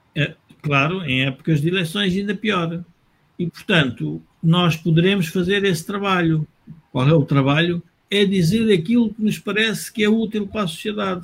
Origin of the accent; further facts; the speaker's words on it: Portugal; Nós, como portugueses